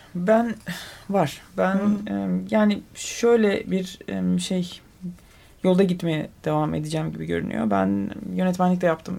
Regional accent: Adana, Turkey; now in Istanbul, Turkey; ben Adanalıyım

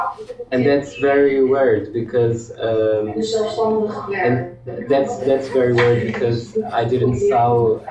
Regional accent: Portugal; English is a second language; I'm from Portugal

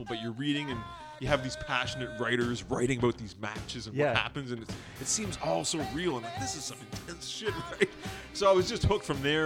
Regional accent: Pickering, Ontario, Canada; I'm from Pickering, which is a suburb of Toronto.

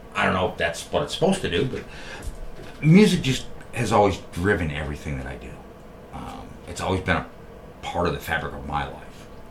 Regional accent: New York, United States; moved away as an adult; now in Columbus, United States; I'm from New York. I'm not. I'm not from Columbus. I'm not from Ohio. Uh, but although I've lived out here for you know, going on almost 14 years at this point

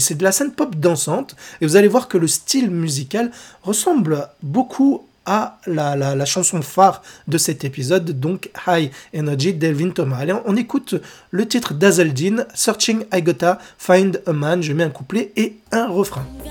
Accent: France; chez nous, en France

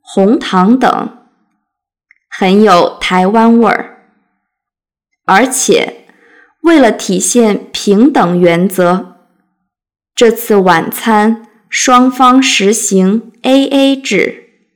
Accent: China; now in United States; 作为一个大陆人

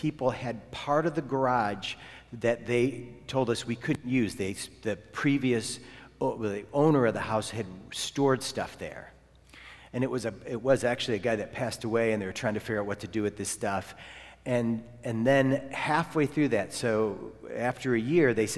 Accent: Ohio, United States; moved away; also born or lived in Florida; and I'm from Ohio.

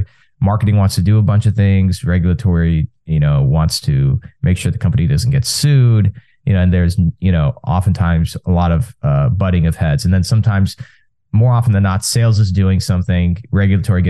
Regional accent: Texas, United States; I was born and raised in Texas, first generation American

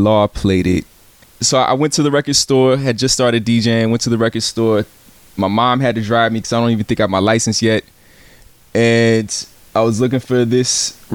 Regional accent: Virginia Beach, Virginia, United States; moved away; also born or lived in San Antonio, Texas / Chicago, Illinois / Champaign, Illinois / East Coast; Grew up in Virginia Beach, Virginia

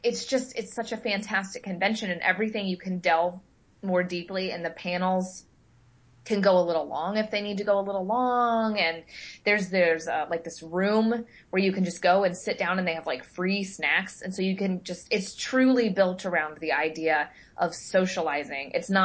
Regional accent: Midwest, United States; You know, I jokingly, lovingly will knock growing up in the Midwest.

